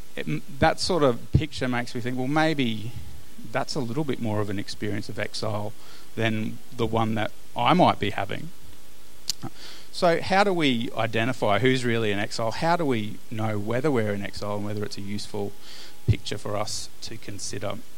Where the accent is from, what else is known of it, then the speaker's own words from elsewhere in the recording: Australia; as Australian Christians